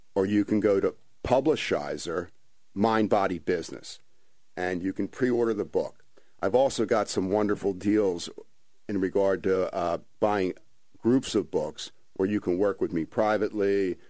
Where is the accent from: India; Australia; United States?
United States; Ventnor City, New Jersey; born and raised in Ventnor